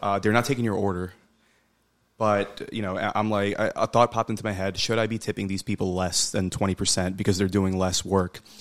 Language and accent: English; Bangladesh; I'm from Bangladesh.